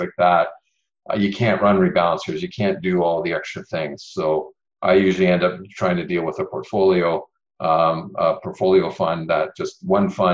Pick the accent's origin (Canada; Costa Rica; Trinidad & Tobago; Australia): Canada; Ontario; I'm from Ontario.